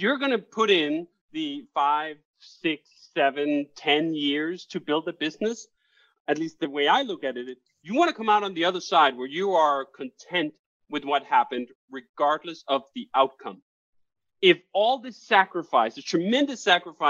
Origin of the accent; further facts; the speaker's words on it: Copenhagen, Capital Region of Denmark, Denmark; moved away as an adult; now in United States; I'm Danish. I grew up 25 years in Copenhagen, Denmark